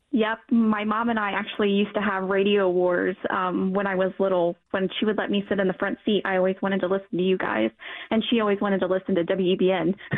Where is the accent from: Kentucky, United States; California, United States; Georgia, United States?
Kentucky, United States; Northern; also born or lived in Denver, Colorado; I have lived in Kentucky my whole entire life. My mom moved back here when I was about two months old, so I really only know northern Kentucky